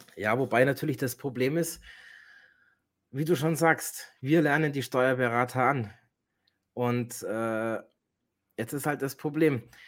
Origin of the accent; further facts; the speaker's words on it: Germany; bei uns in Deutschland